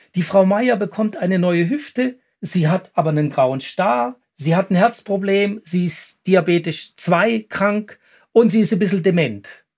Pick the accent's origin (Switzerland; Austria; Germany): Switzerland; hier bei uns in der Schweiz